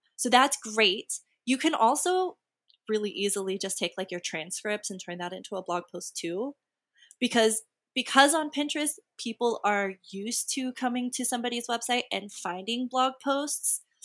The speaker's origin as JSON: {"language": "English", "region": "Texas", "country": "United States", "said": "I'm also from Texas."}